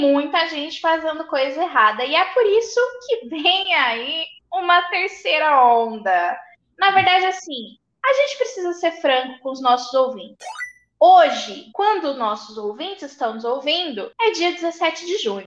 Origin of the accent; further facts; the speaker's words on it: Campo Grande, Mato Grosso do Sul, Brazil; 30 anos, nascida e criada em Campo Grande, Mato Grosso do Sul.